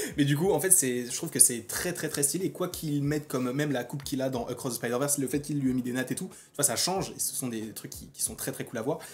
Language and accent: French; France; en tant que Français, en fait, on a grandi aussi en partie avec la voix de Donald Renew